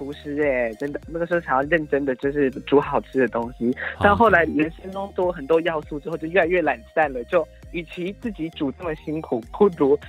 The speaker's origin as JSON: {"language": "Chinese", "region": "Taichung", "country": "Taiwan", "tie": "born or raised there", "also_born_or_lived": "Changhua / Hsinchu", "moved": "as an adult", "lives_now": "Taipei, Taiwan", "said": "我其实是在彰化出生，但是零到五岁在新竹。兜兜转转回来台中老家之后，然后接下来就上大学就去台北，然后一路待到现在了。"}